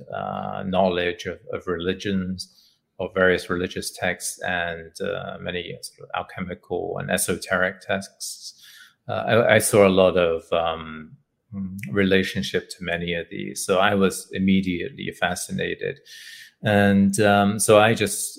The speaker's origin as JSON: {"language": "English", "region": "England", "country": "United Kingdom", "tie": "born or raised there", "said": "growing up in England"}